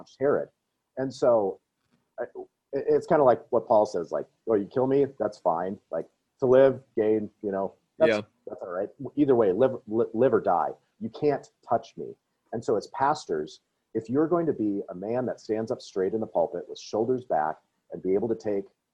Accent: Wisconsin, United States; I grew up in Wisconsin

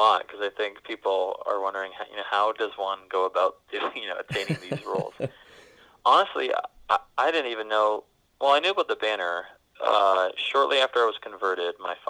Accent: Cambridge, Ontario, Canada; accent: Canadian; I'm born and raised in Cambridge, Ontario, Canada. So I used to have a Canadian accent.

